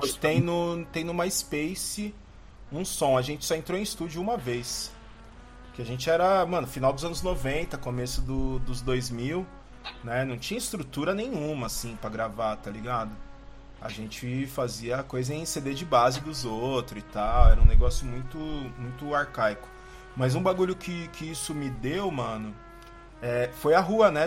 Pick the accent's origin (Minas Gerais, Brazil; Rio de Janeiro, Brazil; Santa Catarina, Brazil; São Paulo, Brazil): São Paulo, Brazil; eu cresci em Itaquera, mano, na Coab 2